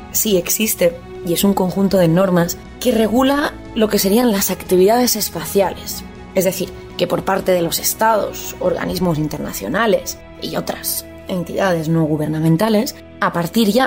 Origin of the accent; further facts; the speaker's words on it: Bajardo, Liguria, Italy; este poeta dejó en herencia la luna a mi pueblo y a mis compatriotas.